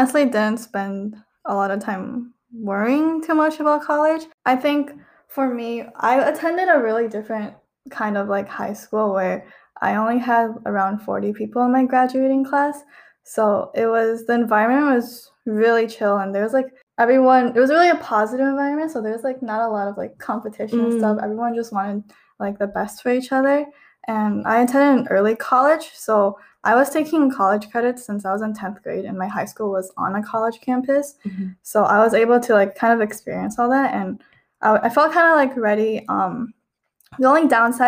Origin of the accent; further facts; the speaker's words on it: Michigan, United States; I grew up in Michigan